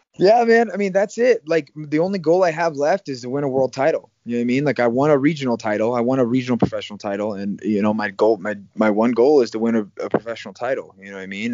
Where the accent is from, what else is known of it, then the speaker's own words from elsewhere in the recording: Iowa, United States; moved away as an adult; also born or lived in Arizona; now in Las Vegas, United States; I grew up in Iowa